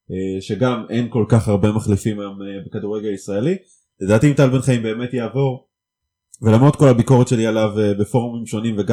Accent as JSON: {"language": "Hebrew", "country": "United Kingdom", "accent": "British", "said": "המבטא הבריטי שלי מתפרץ לפעמים."}